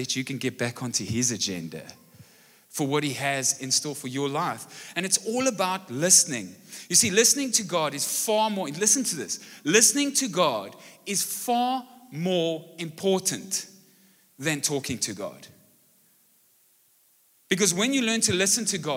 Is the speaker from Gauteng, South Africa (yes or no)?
no; Brackenfell, Western Cape, South Africa; now in Malmesbury, South Africa; I grew up in Brackenfell and so could speak Afrikaans as a young kid, and recently we've moved to Malmesbury